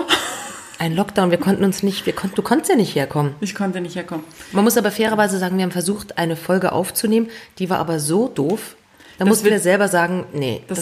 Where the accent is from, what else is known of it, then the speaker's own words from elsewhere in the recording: Zurich, Switzerland; Wir sind wieder mal in Zürich. In meiner Heimatstadt.